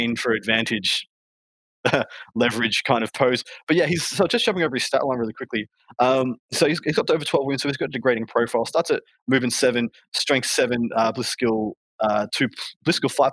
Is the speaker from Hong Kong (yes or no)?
no; Australia; I'm from Australia